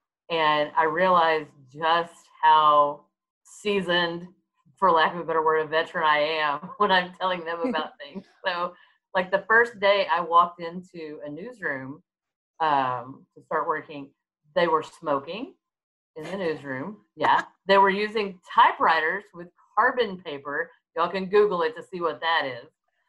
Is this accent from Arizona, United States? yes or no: no; Fort Worth, Texas, United States; I was born and raised in Fort Worth, Texas.